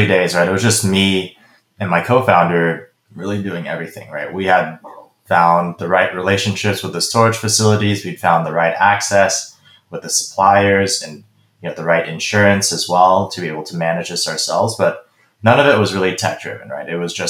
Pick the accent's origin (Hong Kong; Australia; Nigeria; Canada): Hong Kong; also born or lived in Beijing, China; growing up in Asia. So in Hong Kong and Beijing, when I was growing up